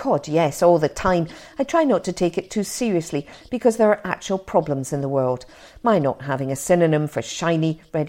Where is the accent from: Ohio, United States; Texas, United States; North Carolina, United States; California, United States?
Texas, United States; Austin; moved away as an adult; now in Edinburgh, United Kingdom; I moved to Edinburgh from Austin, Texas to go to university a long time ago. Edinburgh is my adopted hometown.